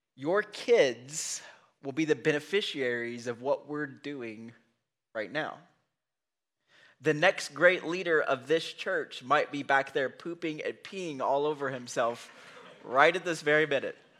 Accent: United States; we're from Bullock County

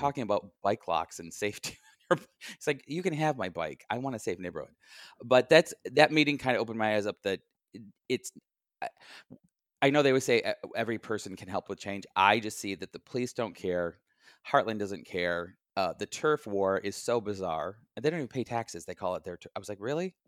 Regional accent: Midland, Michigan, United States; now in Chicago, United States; I'm from, uh, mid-Michigan, town called Midland

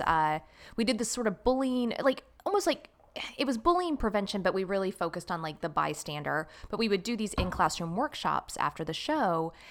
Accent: Jacksonville, Florida, United States; accent: Southern twang; also born or lived in Los Angeles, California; I was born in Jacksonville, Florida

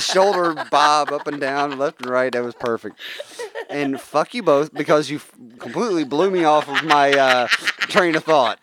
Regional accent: West Virginia, United States; I come from a family that uh, let's face it, we come from West Virginia. We're a bunch of hillbillies

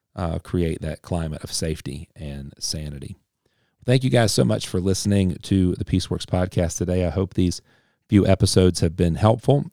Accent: Appalachia, United States; I'm, I'm Appalachian. I'm very, very Appalachian. So, uh, through and through

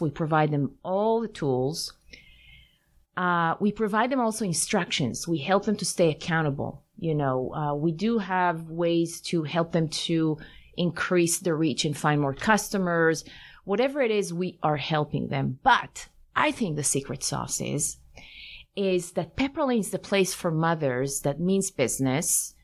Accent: Tel Aviv, Tel Aviv District, Israel; moved away; also born or lived in Paris, France; I grew up in Tel Aviv in mm-hmm. in Israel

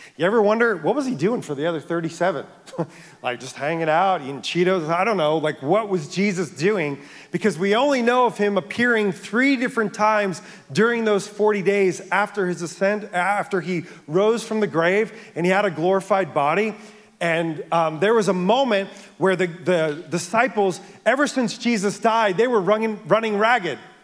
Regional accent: near the Bronx, New York, United States; I grew up near the Bronx

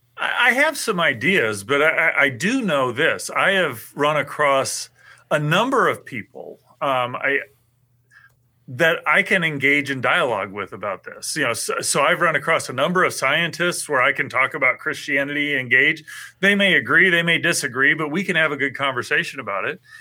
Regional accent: St. Joseph, Missouri, United States; also born or lived in Iowa; I grew up in Missouri

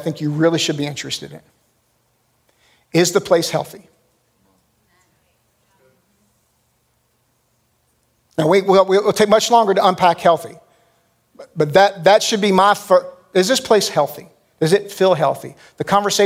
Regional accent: United States; as Americans

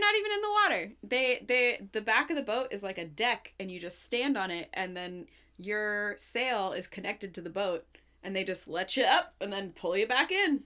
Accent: Portland, Oregon, United States; I grew up in Portland.

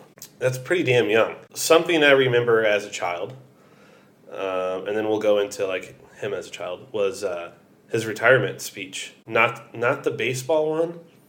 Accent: Missouri, United States; growing up in Missouri, the Midwest

